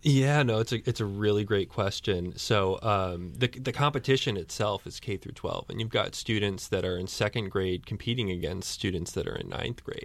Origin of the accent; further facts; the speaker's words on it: Storrs, Connecticut, United States; I, I grew up in Storyce